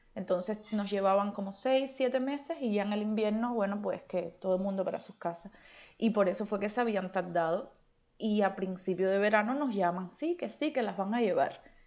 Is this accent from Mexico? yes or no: no; Cuba; moved away as an adult; also born or lived in Turkey; now in Germany; soy cubana, pero antes de venir para acá, para Alemania, vivía en Turquía